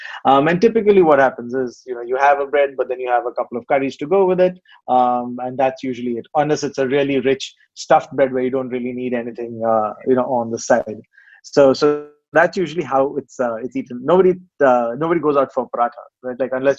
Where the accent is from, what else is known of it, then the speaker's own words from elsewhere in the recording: Hyderabad, Telangana, India; moved away as an adult; now in Singapore; I grew up in a place called Hyderabad in the southern part of India, but then, you know, work took me all over the country, really.